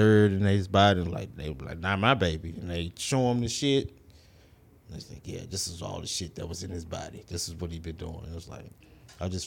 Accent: Houston, Texas, United States; I grew up in the Southwest.

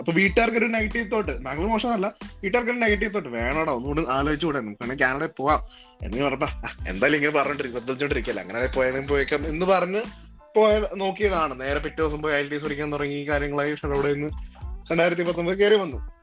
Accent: Elanthoor, Kerala, India; moved away as an adult; now in Ottawa, Canada; ഞാൻ പത്തനംതിട്ടക്കാരനാണ് പത്തനംതിട്ടയില് എലന്തൂർ പ്രക്കാനം എന്നൊക്കെ പറയും നമ്മുടെ സ്ഥലത്തിന്റെ പേരാണ്

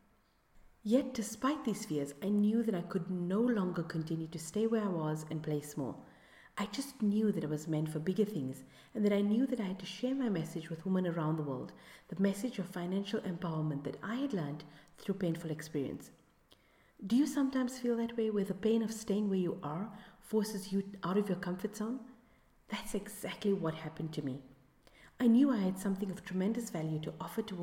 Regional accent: South Africa; my home country of South Africa

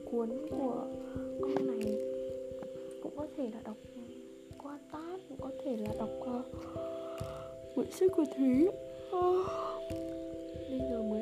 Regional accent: Central Vietnam, Vietnam; một thời gian dài ở nhà luôn là nói giọng quê nên mà khi mình đi làm lại thì việc mà nói lại giọng phổ thông chuyển sang giọng bắc như thế này thì nó rất khó ai nghe vào cũng biết mình là người miền trung cả

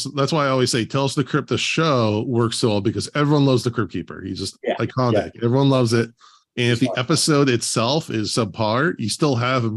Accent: Oregon, United States; now in Los Angeles, United States; I live in L.A. now, but I grew up in Oregon.

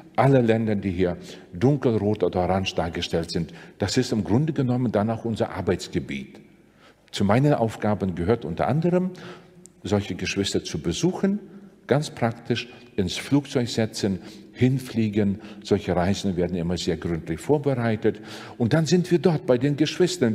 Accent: Sigulda, Latvia; moved away; die lutherische Kirche in meiner Heimatstadt in Sigulda

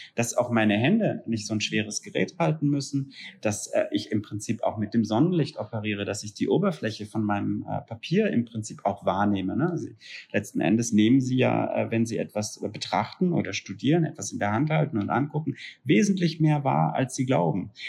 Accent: a small town near Freiburg, Baden-Württemberg, Germany; Da, wo ich herkomme, gibt's tatsächlich noch eine richtig gute Buchhandlung, ne? Das ist ein Städtchen mit fünfundzwanzigtausend Einwohnern in der Nähe von Freiburg

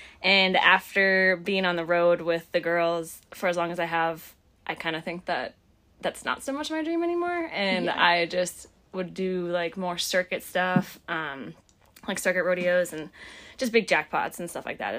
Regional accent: Minnesota, United States; also born or lived in North Dakota; now in Texas, United States; I am originally from Minnesota. I spent about 6 years in North Dakota before moving to Texas.

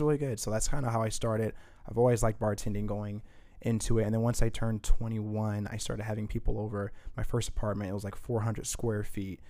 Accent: Indianapolis, Indiana, United States; also born or lived in Saint Paul, Minnesota; we moved here when I was about six or seven for family issues, and we ended up staying. Um, and then afterwards, we pretty much just grew up east side, west side, and then finally north side.

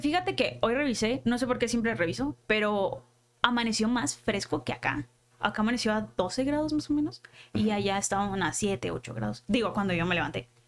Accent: Culiacán, Sinaloa, Mexico; accent: norteño; moved away as an adult; now in Mexico City, Mexico; Nací en Culiacán y sí, viví allá toda la vida, hasta que me vine para acá

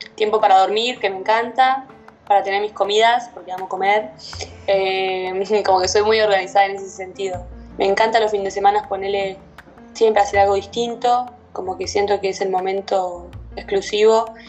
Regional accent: La Plata, Buenos Aires Province, Argentina; soy de La Plata, City Argentina

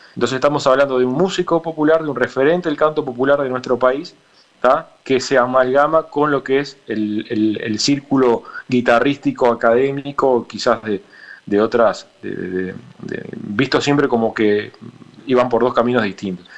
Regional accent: Soriano, Uruguay; yo soy de Soriano

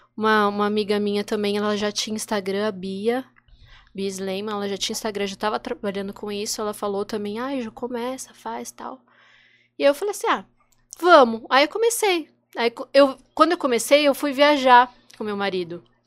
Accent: São Paulo, Brazil; moved away as an adult; now in Santos, Brazil; mudei pra cá, eu sou de São Paulo

